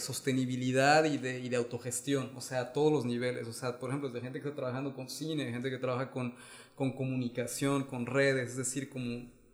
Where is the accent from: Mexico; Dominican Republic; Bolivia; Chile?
Mexico; moved away; soy mexicano, pero llevo mucho tiempo viviendo fuera